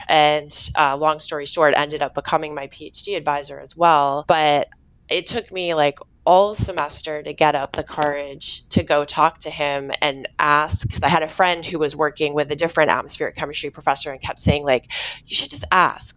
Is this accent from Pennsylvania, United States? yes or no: no; Stoneham, Massachusetts, United States; also born or lived in Saugus, Massachusetts; I was born in Saugus, Massachusetts, and then we moved to Stone Stoneham, which is really where where I, you know, from my the time I can remember uh, where we lived